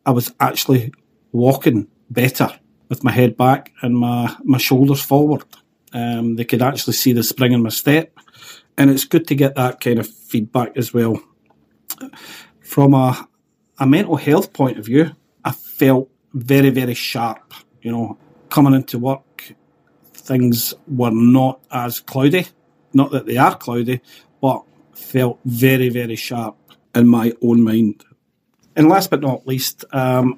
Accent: Coatbridge, Scotland, United Kingdom; I'm from Coatbridge

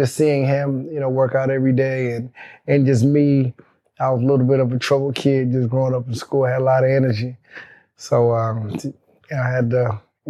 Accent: Polk County area, Central Florida, United States; also born or lived in Miami, Florida; I was born in Miami. Okay. You know, I was raised in Central Florida in LA, Polk County area.

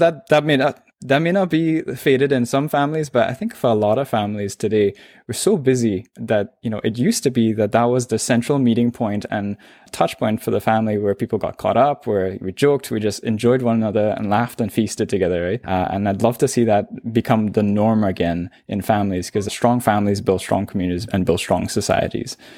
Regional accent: Trinidad & Tobago; accent: Trinidadian; moved away as an adult; now in Toronto, Canada; I'm born and raised in Trinidad and Tobago

